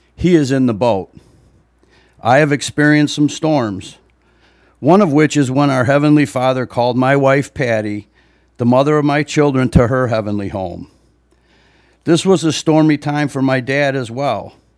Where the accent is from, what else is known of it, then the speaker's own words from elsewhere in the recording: Libertyville, Illinois, United States; I was born and raised here in Libertyville